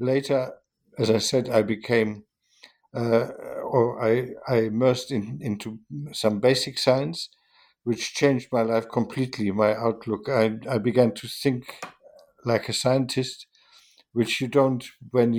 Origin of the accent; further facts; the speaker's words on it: Germany; moved away as an adult; also born or lived in Hanover, Germany / Vienna, Austria; I was born in Germany